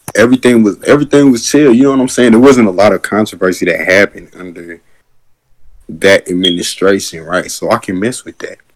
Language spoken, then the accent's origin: English; United States; also born or lived in Georgia